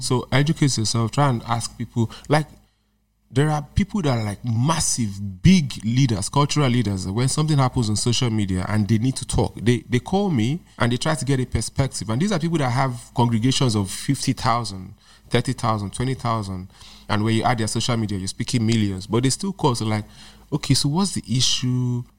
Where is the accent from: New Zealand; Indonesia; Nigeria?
Nigeria; I'm not just speaking as a Nigerian